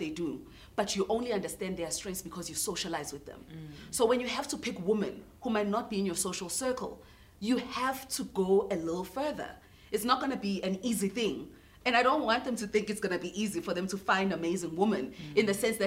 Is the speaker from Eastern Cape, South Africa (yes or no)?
no; Newcastle, KwaZulu-Natal, South Africa; I'm a girl from Newcastle, eMatateni. I grew up there